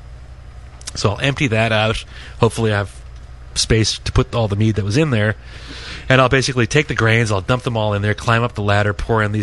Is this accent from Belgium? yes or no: no; Ireland; now in United States; I'm originally from Ireland